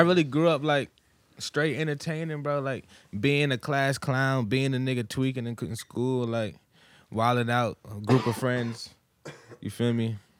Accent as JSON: {"language": "English", "region": "Massachusetts", "country": "United States", "also_born_or_lived": "Virginia", "moved": "yes", "said": "I'm from Massachusetts"}